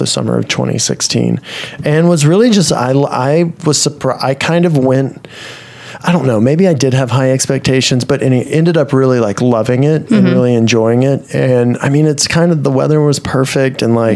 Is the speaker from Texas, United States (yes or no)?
yes; Texas, United States; moved away as an adult; also born or lived in Washington, D.C. / Dallas; now in Los Angeles, United States; I'm from Texas, but then lived in D.C. for 6 years.